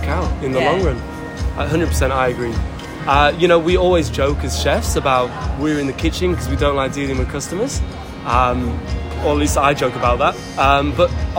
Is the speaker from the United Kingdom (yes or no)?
yes; Leeds, Yorkshire and the Humber, United Kingdom; moved away as an adult; now in Australia; I'm from Leeds, in the north of England.